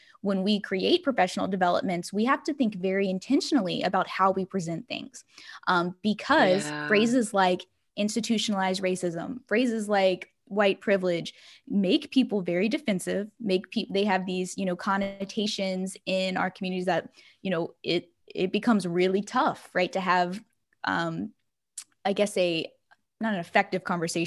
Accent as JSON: {"language": "English", "area": "Livingston Parish", "region": "Louisiana", "country": "United States", "tie": "born or raised there", "lives_now": "Baton Rouge, United States", "said": "I am from Livingston Parish. I am from I live in Baton Rouge, but I grew up in Livingston Parish"}